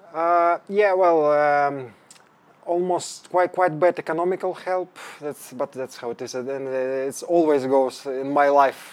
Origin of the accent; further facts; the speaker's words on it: Ukraine; English is a second language; moved away as an adult; also born or lived in Denmark; now in Stockholm, Sweden; I'm from Ukraine.